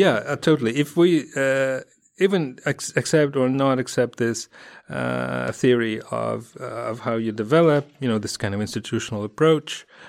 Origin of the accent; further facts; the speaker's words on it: Moscow, Russia; I grew up in Moscow, and I grew up in, in, in one of those f, sort of outskirts kind of districts